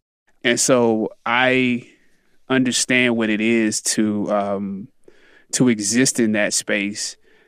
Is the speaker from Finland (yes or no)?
no; Anderson, South Carolina, United States; I'm from Anderson, South Carolina.